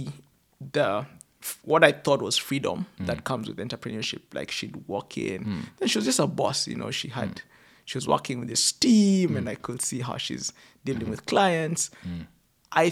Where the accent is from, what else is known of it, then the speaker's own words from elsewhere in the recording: Kenya; as every Kenyan, I call it Tesh